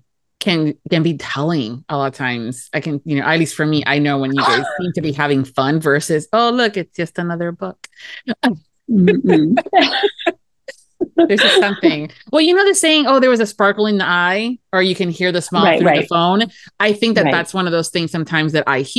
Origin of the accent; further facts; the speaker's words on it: Miami, Florida, United States; accent: Florida; the girl that was born and raised in Miami, Florida